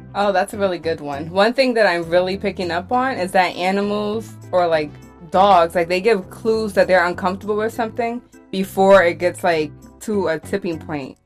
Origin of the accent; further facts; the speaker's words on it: New York City, New York, United States; I'm originally from Brooklyn.